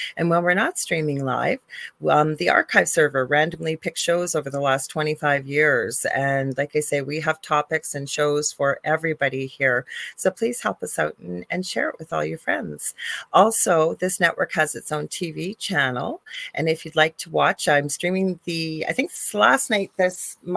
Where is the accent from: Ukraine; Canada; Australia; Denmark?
Canada; I am a Canadian spiritual medium